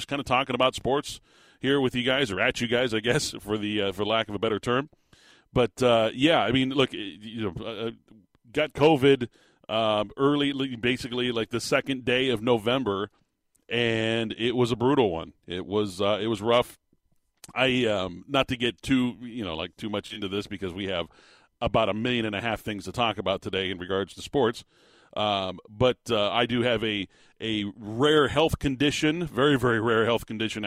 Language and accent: English; Tucson, Arizona, United States; the city of Tucson, my hometown